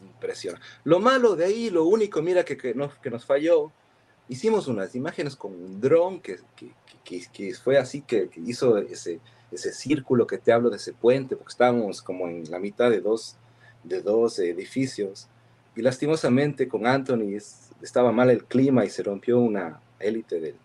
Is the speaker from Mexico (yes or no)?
no; Cuenca, Azuay, Ecuador; accent: cantadito cuencano; moved away as an adult; also born or lived in Girón, Ecuador / New Jersey, United States; now in United States; yo, nací... en el Cantón Girón y, claro, pues, he vivido casi más de la mitad de mi vida en Cuenca